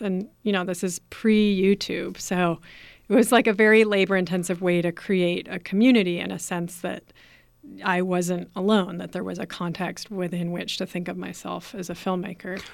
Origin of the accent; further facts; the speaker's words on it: Berkeley, California, United States; I grew up in Berkeley.